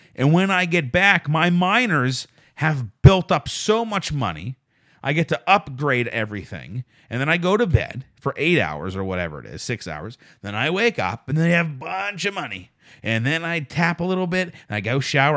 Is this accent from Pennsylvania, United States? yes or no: yes; Pittsburgh, Pennsylvania, United States; moved away; I'm from Pittsburgh